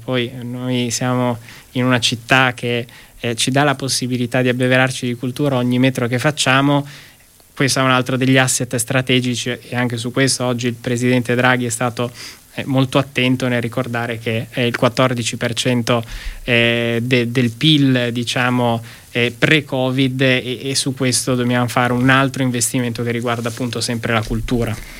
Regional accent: Emilia-Romagna, Italy; da Emiliano Romagnolo

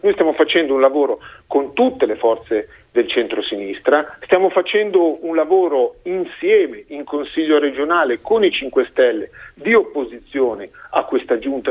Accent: Lombardy, Italy; io lo dico da Lombardo

